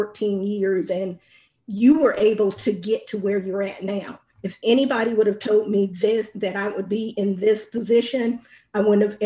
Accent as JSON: {"language": "English", "region": "Indiana", "country": "United States", "moved": "yes", "lives_now": "Texas, United States", "said": "I'm currently residing in Texas, but I'm originally from Indiana"}